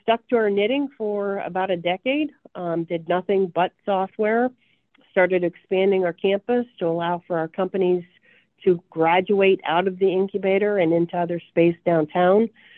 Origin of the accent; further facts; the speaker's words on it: Appalachia, United States; accent: southern; But when I was going to college at Kent State, my roommate who was from Cleveland laughed at my southern accent.